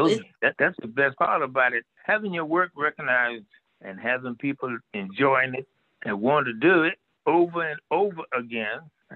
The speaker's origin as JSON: {"language": "English", "town": "Fernandina Beach", "region": "Florida", "country": "United States", "tie": "born or raised there", "moved": "yes", "said": "getting the key to the city where I was born, where I used to shine shoes, cut grass and all that and get to run around back in those days."}